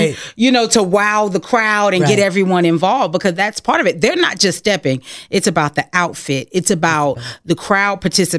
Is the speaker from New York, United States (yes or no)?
yes; New York, United States; now in Kansas City, United States; I'm not from Kansas City. I'm from New York originally.